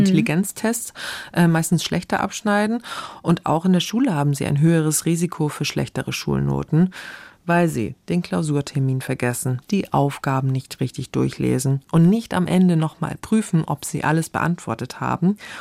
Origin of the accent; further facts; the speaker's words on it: Germany; Bei uns in Deutschland